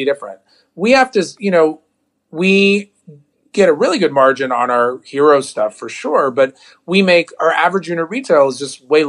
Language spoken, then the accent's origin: English; Ohio, United States; accent: a little bit like a Jewish New Yorker; now in Los Angeles, United States; I grew up in Ohio